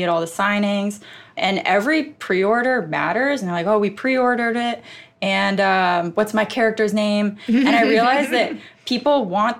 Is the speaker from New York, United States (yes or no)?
yes; Westchester, New York, United States; Westchester, New York.